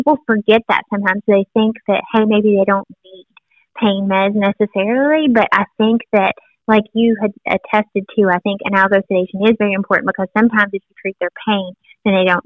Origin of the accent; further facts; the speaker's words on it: Tennessee, United States; I'm from Tennessee